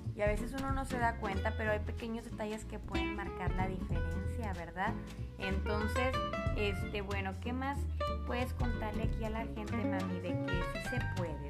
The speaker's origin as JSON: {"language": "Spanish", "country": "Mexico", "said": "Como buenas mexicanas, amamos la tortilla"}